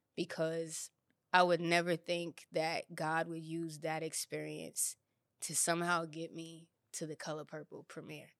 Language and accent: English; New York City, New York, United States; moved away as an adult; now in Los Angeles, United States; New York is everything to me. It's my my hometown